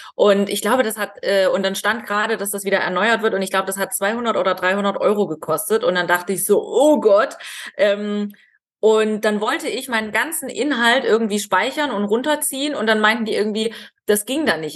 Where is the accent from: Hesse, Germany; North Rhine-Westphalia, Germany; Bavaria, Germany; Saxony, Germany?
Saxony, Germany; Ore Mountains; moved away; ich komme aus dem Erzgebirge